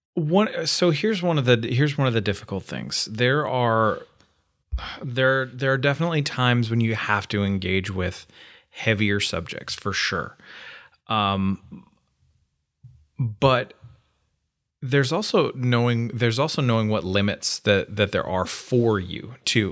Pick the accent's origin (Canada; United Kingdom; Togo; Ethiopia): Canada; now in Middle Tennessee, United States; I'm Canadian